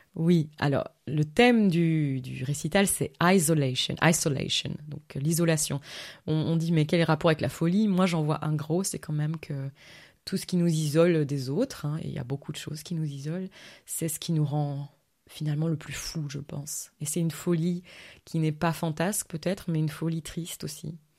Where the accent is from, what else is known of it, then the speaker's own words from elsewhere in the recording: Verviers, Wallonia, Belgium; moved away as an adult; also born or lived in London, United Kingdom; now in France; je suis né à Verviers, donc c'est vrai que Stavlo, c'est vraiment pas loin